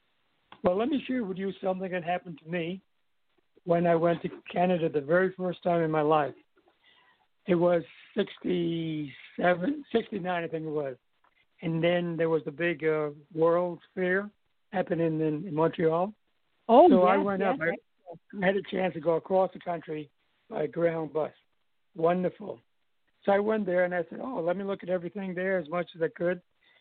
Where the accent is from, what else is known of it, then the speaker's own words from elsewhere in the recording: British Virgin Islands; I said, I'm from Virgin Islands.